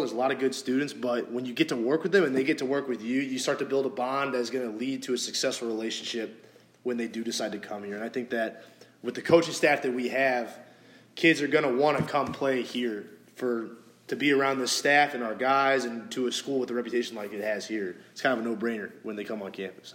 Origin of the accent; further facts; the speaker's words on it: St. Louis, Missouri, United States; moved away; where I grew up in St. Louis